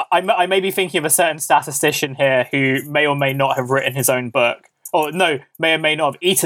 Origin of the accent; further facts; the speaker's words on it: Canada; I'm Canadian.